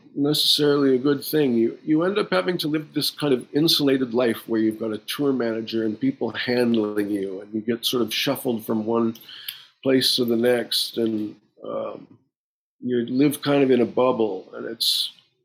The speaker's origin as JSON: {"language": "English", "town": "Winnipeg", "region": "Manitoba", "country": "Canada", "tie": "born or raised there", "said": "started in my hometown with Morley Walker at the Winnipeg Free Press"}